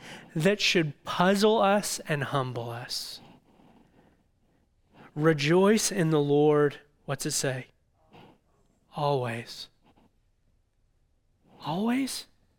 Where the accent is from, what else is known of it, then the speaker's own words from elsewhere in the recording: Illinois, United States; I grew up in Southern Illinois and spent a lot of time on the Ohio River.